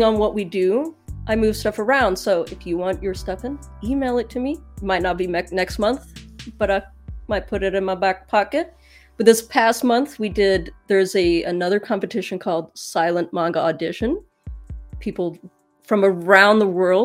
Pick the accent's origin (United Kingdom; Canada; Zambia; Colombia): United Kingdom; England; now in United States; I'm from England, but now I'm in the States